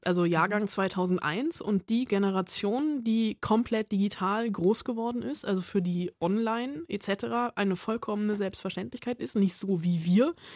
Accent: Germany; bei uns in Deutschland

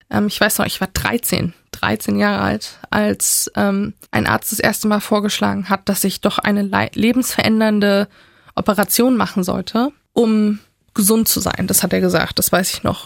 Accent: Leipzig, Saxony, Germany; ich habe in meiner Jugend, in meiner Kindheit in Sachsen

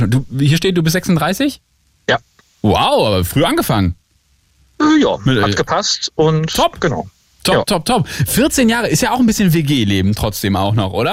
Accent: Celle, Lower Saxony, Germany; born there; Äh, gebürtiger Niedersachsen.

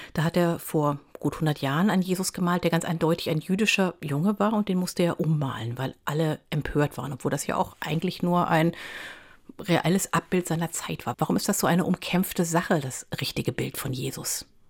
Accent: East Hesse, Germany; in meinem Heimatdorf in Osthessen

